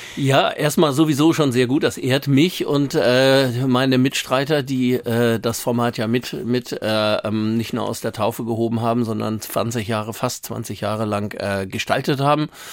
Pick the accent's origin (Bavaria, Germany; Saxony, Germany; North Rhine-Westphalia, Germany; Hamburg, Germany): Hamburg, Germany; ich bin in Langenhorn ja groß geworden, bin da zur Schule gegangen.